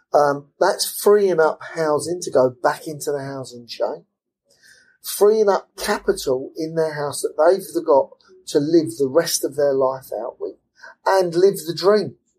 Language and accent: English; London, United Kingdom; also born or lived in Lutterworth, Leicestershire; I'm an East Londoner. I'm, I'm from Forest Gate, and you know I'm an East Londoner through and through